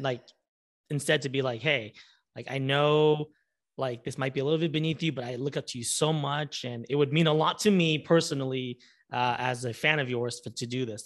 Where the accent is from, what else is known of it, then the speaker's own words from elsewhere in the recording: Orange County, California, United States; moved away as an adult; now in Los Angeles, United States; I'm originally from Orange County